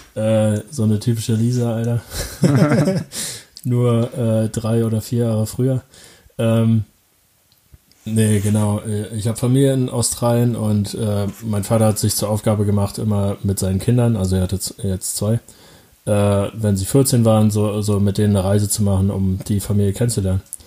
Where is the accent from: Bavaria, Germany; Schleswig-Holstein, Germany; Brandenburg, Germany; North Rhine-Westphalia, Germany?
Brandenburg, Germany; Falkensee; Das heißt Falkensee, da komme ich her, da bin ich aufgewachsen